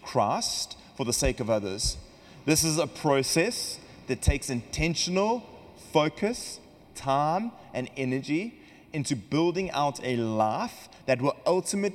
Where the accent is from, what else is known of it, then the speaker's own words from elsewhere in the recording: Western Cape, South Africa; accent: South African; now in California, United States; We come from South Africa, if you've noticed the accent, and we in the Cape region of South Africa